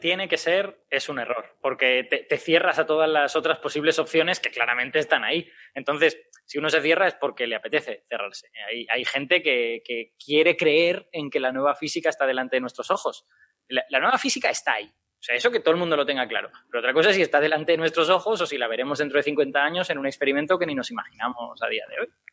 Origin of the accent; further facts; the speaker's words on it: Castellón de la Plana, Valencian Community, Spain; yo soy de Castellón